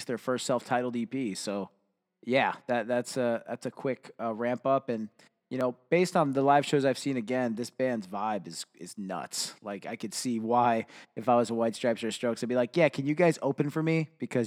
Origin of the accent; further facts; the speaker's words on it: Florida, United States; also born or lived in Cuba; now in Ohio, United States; I grew up in Florida, was born in Cuba. I now call Ohio home